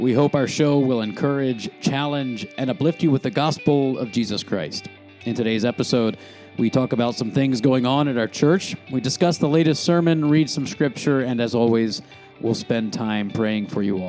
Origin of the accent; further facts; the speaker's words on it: Philadelphia, Pennsylvania, United States; the team of my youth, the Philadelphia Eagles, because I was raised in Philadelphia